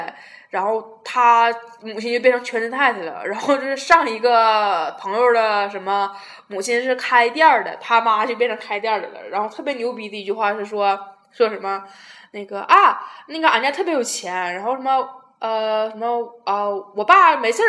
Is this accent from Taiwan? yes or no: yes; Taiwan; Hello，大家好，